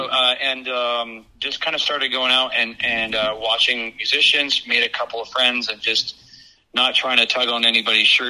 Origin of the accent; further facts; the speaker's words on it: South Florida, United States; moved away as an adult; also born or lived in Ohio / Atlanta; now in Nashville, United States; I'm from Ohio originally. And then I grew up South Florida. My parents got divorced, and my mom and my stepdad and my family moved to South Florida. Okay. I did middle school and high school down there